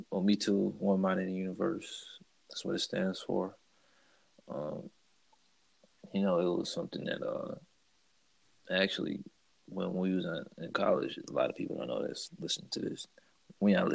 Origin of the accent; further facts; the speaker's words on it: St. Louis, Missouri, United States; also born or lived in Oakland, California; I was born in Oakland and raised in St. Louis